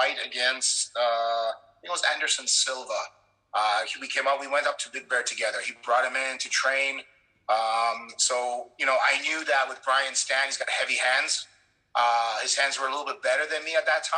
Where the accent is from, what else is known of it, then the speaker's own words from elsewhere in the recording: Canada; also born or lived in Poland; I'm Polish, but I was born in Poland, but I spent most of my life in Canada